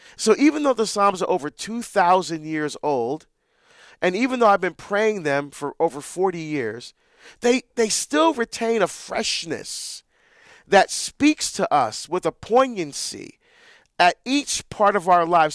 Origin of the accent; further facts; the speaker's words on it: Barbados; moved away; we're from Barbados, that's where I was born.